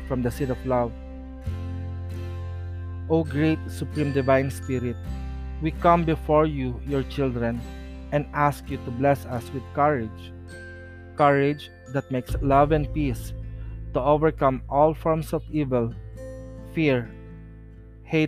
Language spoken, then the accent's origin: English; Philippines; As Filipino